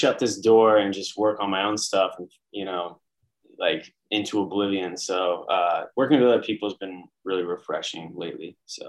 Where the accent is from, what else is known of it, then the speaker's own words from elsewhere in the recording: San Francisco, California, United States; moved away as an adult; now in Brooklyn, United States; I'm from San Francisco originally. That's a good place to start. Been in New York for 10 years. I live in Brooklyn, baby